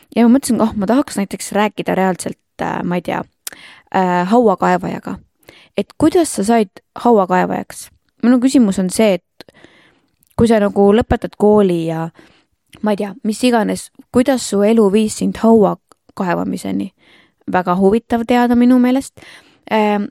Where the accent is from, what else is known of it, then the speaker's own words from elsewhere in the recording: Rapla, Rapla County, Estonia; Rapla on minu kodulinn, ma olen siin eluaeg elanud